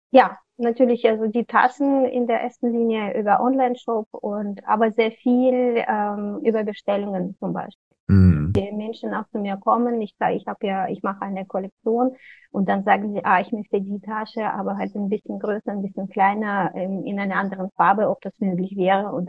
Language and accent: German; Kazakhstan; also born or lived in Russia; ich bin zwar in Russland geboren, aber in Kasachstan aufgewachsen.